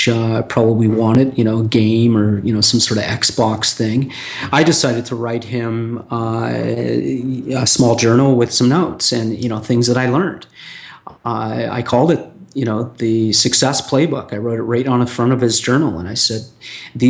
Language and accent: English; Toronto, Ontario, Canada; moved away; my hometown in Toronto, on, you know, Ontario, Canada